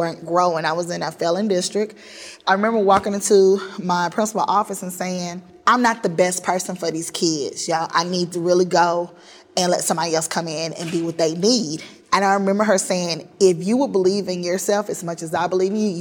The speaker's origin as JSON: {"language": "English", "town": "Forest", "region": "Mississippi", "country": "United States", "tie": "born or raised there", "said": "I left my hometown of Forest, Mississippi in 2000"}